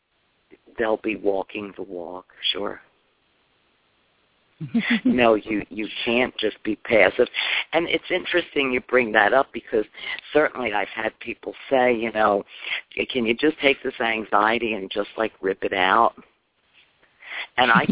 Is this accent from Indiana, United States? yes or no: no; Chicago, Illinois, United States; moved away as an adult; now in Tampa, United States; I'm from Chicago